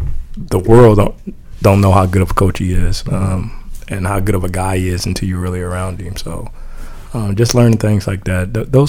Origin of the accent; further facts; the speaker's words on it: Anderson, Indiana, United States; also born or lived in Philippi, West Virginia; I grew up in Anderson, Indiana. Played in the Wigwam. Went to Anderson High School. But I was born in Phillippi, West Virginia.